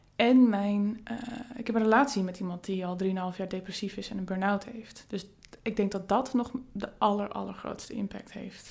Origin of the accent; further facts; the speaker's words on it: Friesland, Netherlands; moved away as an adult; also born or lived in Rotterdam; Ik kom zelf uit Friesland